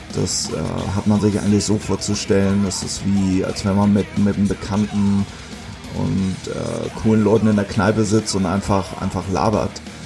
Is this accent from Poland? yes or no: no; Hamburg, Germany; moved away as an adult; now in Fünf-Seen-Land, Germany; ich bin jetzt in Hamburg groß geworden, aber auch im Vorort